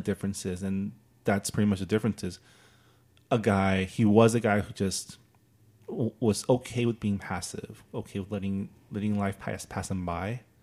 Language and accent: English; United States; being Chinese American